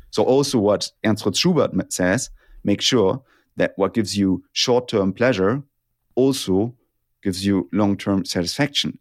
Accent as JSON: {"language": "English", "country": "Germany", "second_language": "English", "said": "I'm from Germany"}